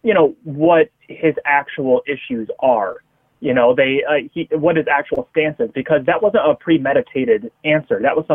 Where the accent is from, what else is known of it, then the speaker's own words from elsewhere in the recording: United States; I'm just an American